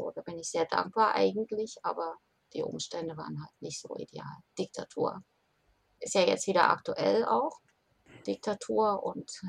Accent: Magdeburg, Saxony-Anhalt, Germany; born there; ja eigentlich gebürtige Magdeburgerin

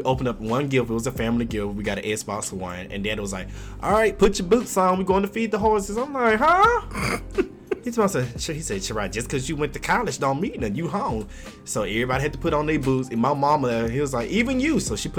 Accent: Mississippi, United States; Yes, they never suspect I'm from Mississippi until I started talking.

